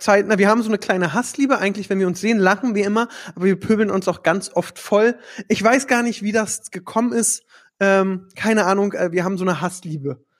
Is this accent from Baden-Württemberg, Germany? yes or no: no; Berlin, Germany